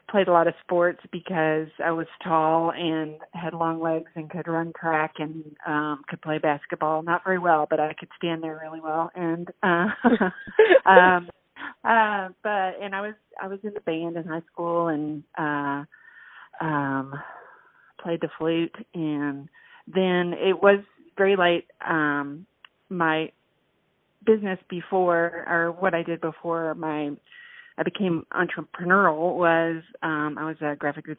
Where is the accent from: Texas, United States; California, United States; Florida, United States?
Texas, United States; West; born or raised there; moved away as an adult; also born or lived in New Mexico / Abilene, Texas; now in Austin, United States